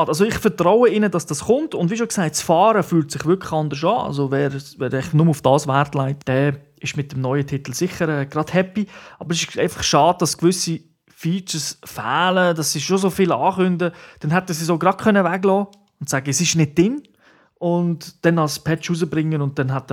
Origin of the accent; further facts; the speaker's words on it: Switzerland; Bei uns in der Schweiz noch nicht, aber immerhin im Ausland.